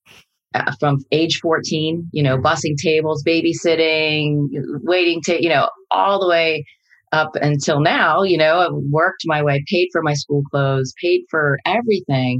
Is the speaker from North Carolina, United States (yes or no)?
no; New Jersey, United States; I grew up in New Jersey, youngest out of 10 children, big family